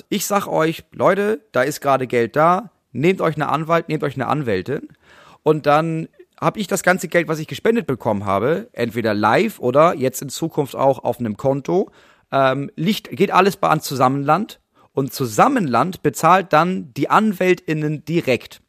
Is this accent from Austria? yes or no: no; Germany; wir als Deutsche